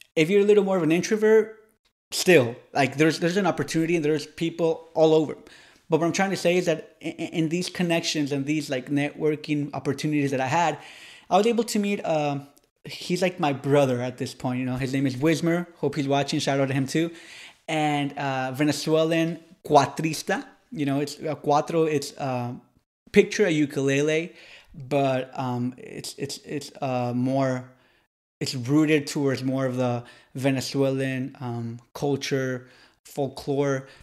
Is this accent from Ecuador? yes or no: yes; Ecuador; moved away as an adult; also born or lived in United States / Tennessee, United States; now in Miami, United States; I was raised in Ecuador, college in, in, in, in Tennessee. I was born in the United States